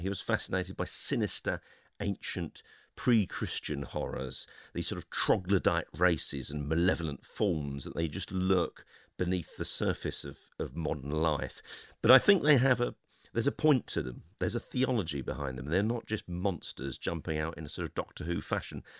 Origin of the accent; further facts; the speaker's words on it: London, United Kingdom; I'm a Londoner